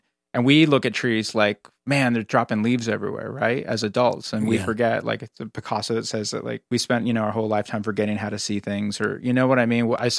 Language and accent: English; Northern California, United States; moved away as an adult; now in Los Angeles, United States; being an Angeleno as I am now, even though I grew up in Northern California, I consider myself an Angeleno in a lot of ways.